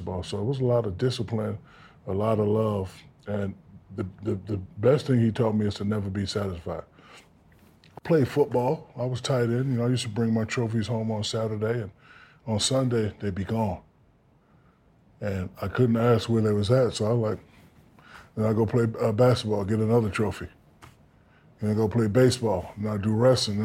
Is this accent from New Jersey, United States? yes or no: yes; Newark, New Jersey, United States; I'm from Newark, New Jersey